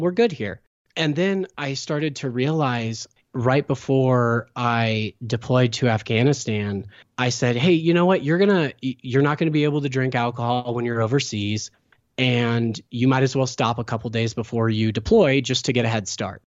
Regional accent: Sacramento, California, United States; moved away; also born or lived in St. Louis, Missouri / Hawaii; I'm originally from Sacramento, California.

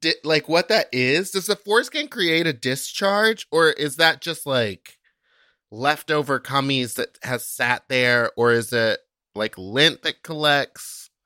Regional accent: Texas, United States; from Texas.

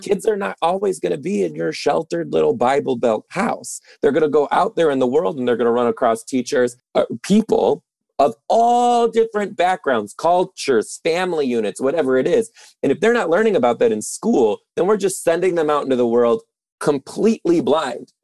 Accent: Detroit, Michigan, United States; I'm originally from Detroit too

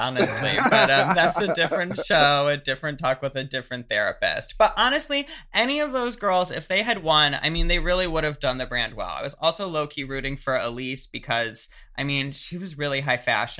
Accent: suburbs of Chicago, Illinois, United States; Being a gal from the suburbs of Chicago

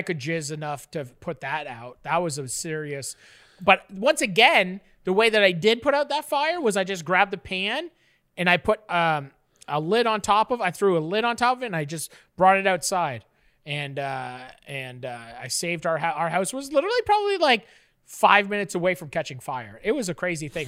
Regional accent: Canada; I'm a Canadian

